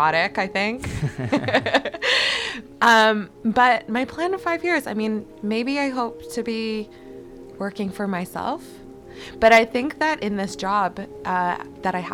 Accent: Vancouver, British Columbia, Canada; also born or lived in Toronto; I was born in Toronto in the 80s. I won't say exactly when. And then my family moved out to Vancouver in 1989. And so this is the only place I've really ever known as home.

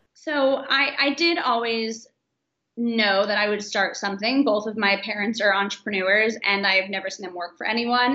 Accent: Florida, United States; moved away as an adult; also born or lived in San Francisco; I grew up in Florida

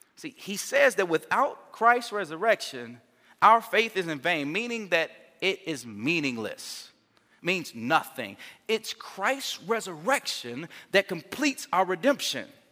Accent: Gary, Indiana, United States; moved away; I'm from Gary

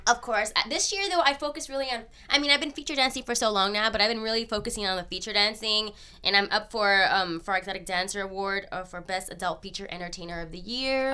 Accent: New York, United States; now in Los Angeles, United States; I'm born and raised in New York

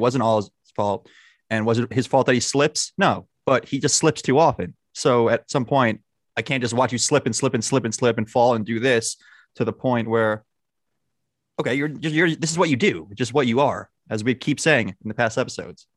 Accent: United States; we're very, we're American.

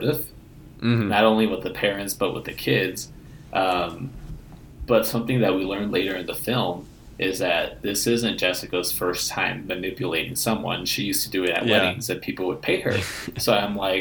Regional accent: Illinois, United States; I'm from Illinois

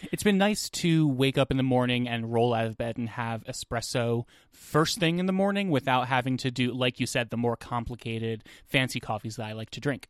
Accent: New Jersey, United States; growing up in New Jersey

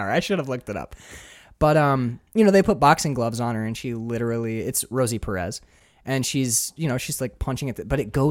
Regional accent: Upper Peninsula of Michigan, United States; I'm from the Michigan? UP.

